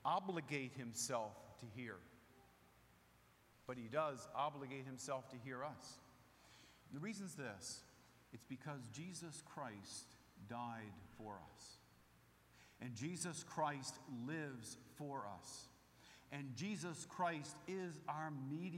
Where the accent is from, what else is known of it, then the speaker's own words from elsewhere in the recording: Rehoboth Beach, Delaware, United States; moved away; I grew up in Rehoboth Beach, Delaware